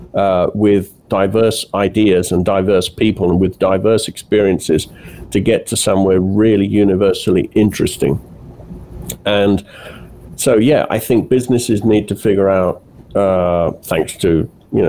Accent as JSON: {"language": "English", "country": "United Kingdom", "tie": "born or raised there", "also_born_or_lived": "Italy", "moved": "as an adult", "said": "I grew up in Britain, and in the, you know, I went to school in the 70s and 80s"}